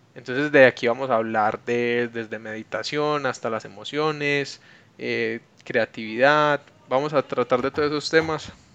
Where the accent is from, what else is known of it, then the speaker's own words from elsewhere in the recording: Medellín, Antioquia, Colombia; also born or lived in Bogotá; yo soy paisa de Medellín toda la vida y tuve la oportunidad de vivir en Bogotá un tiempo